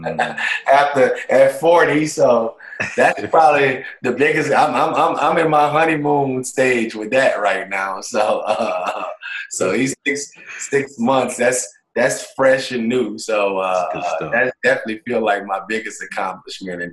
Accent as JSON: {"language": "English", "town": "New Orleans", "region": "Louisiana", "country": "United States", "tie": "born or raised there", "moved": "as an adult", "said": "I'm a kid from New Orleans, Louisiana, born and raised"}